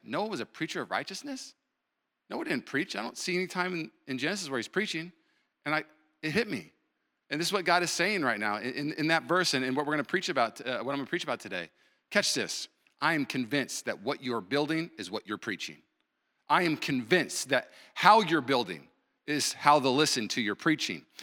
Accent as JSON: {"language": "English", "town": "Puyallup", "region": "Washington", "country": "United States", "tie": "born or raised there", "also_born_or_lived": "Los Angeles / Burbank", "moved": "yes", "said": "I grew up in Puyallup, moved to L A, lived there for seven years"}